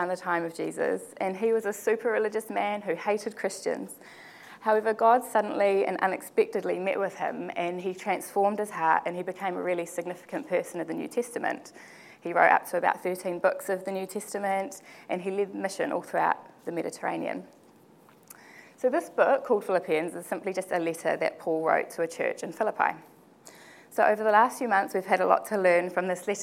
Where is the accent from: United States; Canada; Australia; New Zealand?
New Zealand; Porirua, Wellington; I was born and raised in the Porirua area